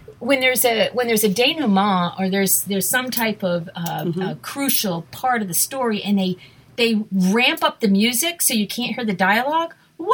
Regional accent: near Worcester, Massachusetts, United States; I was born near Worcester. And, of course, it's Worcester. Massachusetts.

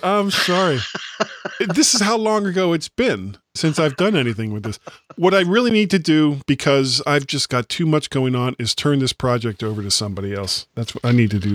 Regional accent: United States; I'm an American

